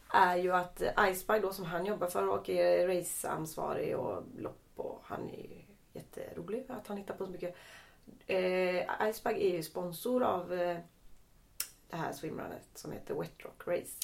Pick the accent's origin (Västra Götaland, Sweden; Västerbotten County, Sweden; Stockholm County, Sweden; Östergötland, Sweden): Västra Götaland, Sweden; Lerum; jag är från Lerum